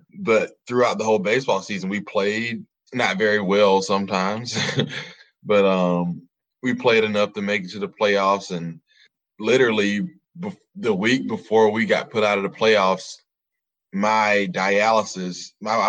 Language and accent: English; South Georgia, United States; We grew up in South Georgia